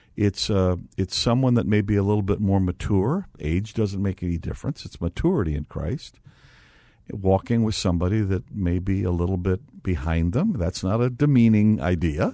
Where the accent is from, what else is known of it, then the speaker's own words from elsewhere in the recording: Gary, Indiana, United States; I was born in Gary, Indiana